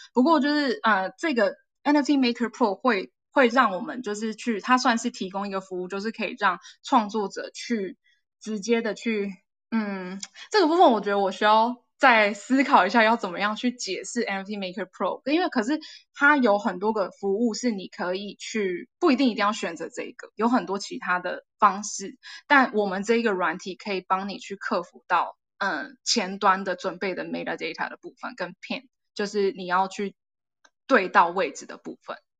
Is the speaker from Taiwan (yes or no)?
yes; Taiwan; 身为台湾人都有一个责任